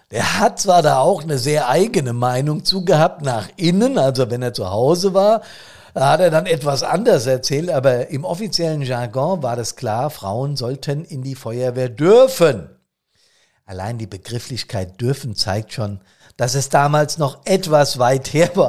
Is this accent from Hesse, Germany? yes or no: yes; Bad Soden, Hesse, Germany; auf nassauischer, auf hessischer Ebene oder hier in meinem Taunuskreis oder in Bad Soden selbst in meiner Heimatstadt.